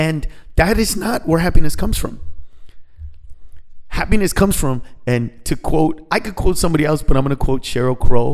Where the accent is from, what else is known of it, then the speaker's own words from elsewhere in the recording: Honduras; now in United States; Honduras, the country that I was born